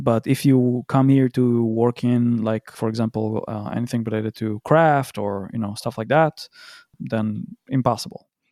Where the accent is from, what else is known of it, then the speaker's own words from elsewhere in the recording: Tel Aviv, Tel Aviv District, Israel; moved away as an adult; now in Berlin, Germany; I am from Tel Aviv, Israel. Current location is, that's Berlin.